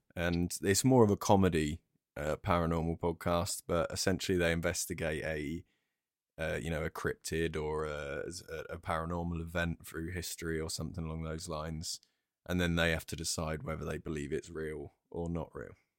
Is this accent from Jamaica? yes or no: no; Brighton, South East England, United Kingdom; I'm from Brighton